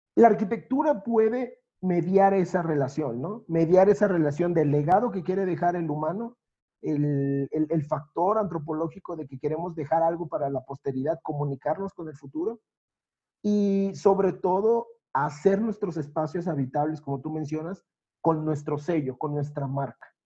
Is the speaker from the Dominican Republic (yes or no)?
no; Veracruz, Mexico; moved away; Yo ahora estoy lejos de mi ciudad natal, recuerdo ese Veracruz